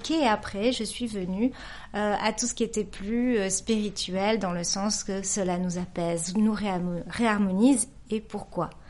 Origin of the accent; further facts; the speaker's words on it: Nouvelle-Aquitaine, France; j'ai grandi aussi au Pays Basque, que tu connais bien.